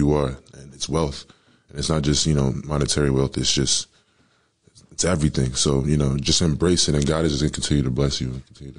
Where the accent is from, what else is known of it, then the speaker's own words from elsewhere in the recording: Howell, New Jersey, United States; You know, it was definitely different. You know, I love Howell.